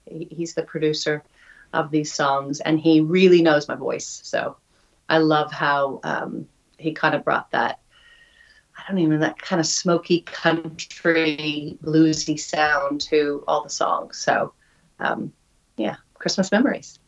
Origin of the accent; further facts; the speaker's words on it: Oregon, United States; moved away as an adult; now in New Zealand; Growing up in Oregon